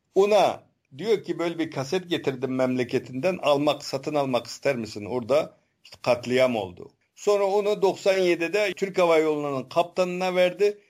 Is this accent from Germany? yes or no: no; Kashgar, Xinjiang, China; also born or lived in Beijing; now in Ankara, Turkey; ben de Kaşgar'danım.